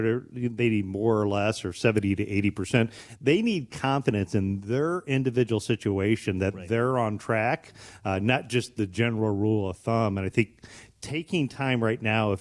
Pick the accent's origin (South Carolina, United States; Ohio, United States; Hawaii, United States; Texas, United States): Ohio, United States; Bryan; now in Waterville, United States; I grew up in Bryan, Ohio, so about an hour west of here